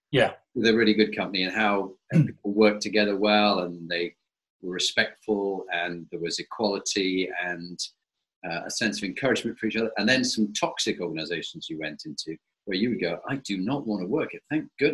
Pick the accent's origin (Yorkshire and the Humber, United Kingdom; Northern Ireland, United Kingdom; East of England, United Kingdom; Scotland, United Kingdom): Yorkshire and the Humber, United Kingdom; Scarborough; I was born in Scarborough.